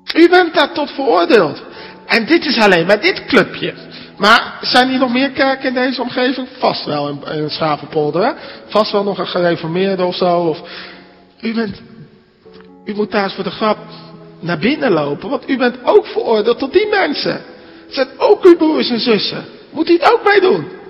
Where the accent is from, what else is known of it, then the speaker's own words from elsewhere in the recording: Netherlands; now in Alblasserdam, Netherlands; als Nederlanders